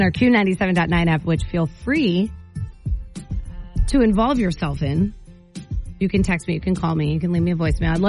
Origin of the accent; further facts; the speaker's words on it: Maine, United States; We're Mainers